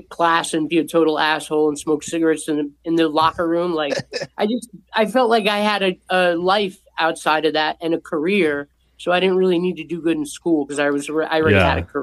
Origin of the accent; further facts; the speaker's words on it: Montvale, New Jersey, United States; I grew up in a beautiful town called Montvale, and it's a suburb in New Jersey.